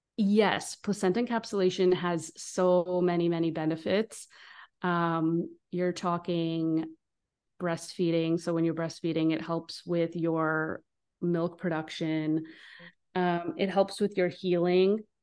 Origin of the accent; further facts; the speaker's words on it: Israel; now in United States; I'm from Israel now. S, since I'm from the Middle East